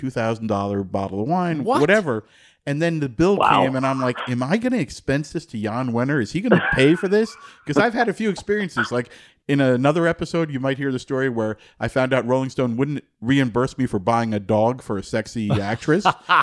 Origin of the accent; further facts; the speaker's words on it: New Jersey, United States; I grew up in New Jersey